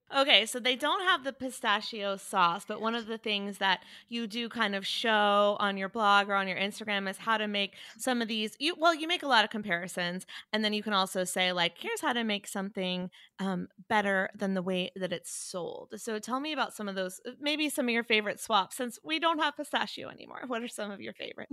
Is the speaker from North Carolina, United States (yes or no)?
yes; Chapel Hill, North Carolina, United States; also born or lived in Wilmington; I'm from North Carolina, but in Chapel Hill, we didn't say y'all until I went to college.